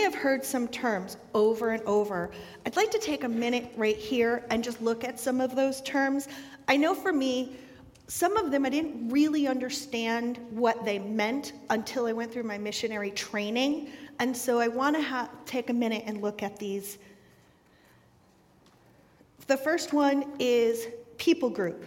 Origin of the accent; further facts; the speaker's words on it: the North, United States; I'm from the North